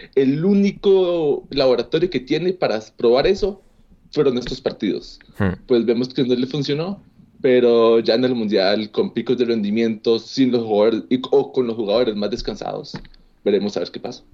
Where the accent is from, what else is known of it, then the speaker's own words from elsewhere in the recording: Costa Rica; a mí como costarricense